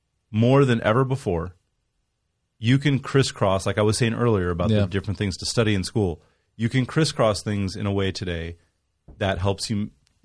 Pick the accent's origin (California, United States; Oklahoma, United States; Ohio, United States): California, United States; Growing up in California, we didn't learn that in school.